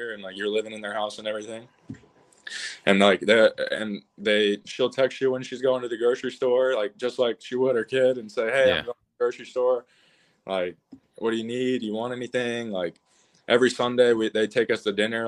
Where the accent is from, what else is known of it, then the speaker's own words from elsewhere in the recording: North Carolina, United States; I'm from Carolina. I live 2 hours from the stadium.